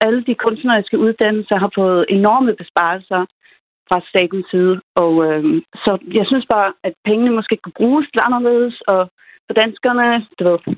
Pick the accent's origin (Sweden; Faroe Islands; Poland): Faroe Islands; now in Aarhus, Denmark; som færing i Danmark har vi også mange de samme rettigheder